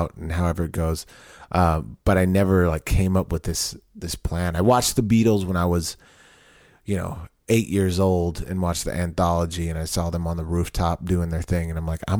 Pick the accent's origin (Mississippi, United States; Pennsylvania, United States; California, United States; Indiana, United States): California, United States; Southern; moved away as an adult; also born or lived in Long Beach, California / Riverside, California / Temple, Texas; now in Austin, United States; I grew up in Southern California. Born in Long Beach, California. Moved to Riverside, California